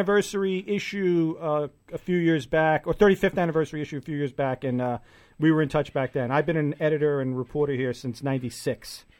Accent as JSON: {"language": "English", "town": "New York City", "region": "New York", "country": "United States", "tie": "born or raised there", "said": "And I've been working here 20 years, and the amount of change, and I grew up here"}